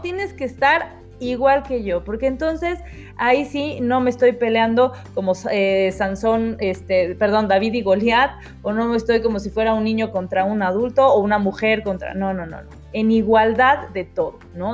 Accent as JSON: {"language": "Spanish", "country": "Mexico", "said": "Nosotros somos mexicanos 100%"}